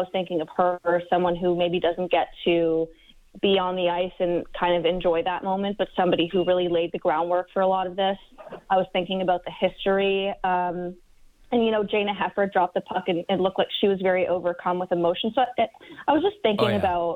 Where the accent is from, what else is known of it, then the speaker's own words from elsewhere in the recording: Canada; as a Canadian